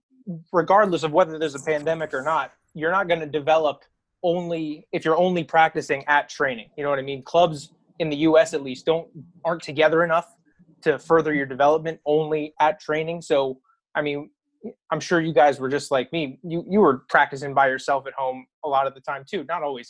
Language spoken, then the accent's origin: English; Schuylkill County, Pennsylvania, United States; Schuylkill County, yeah. Schuylkill. Born and raised.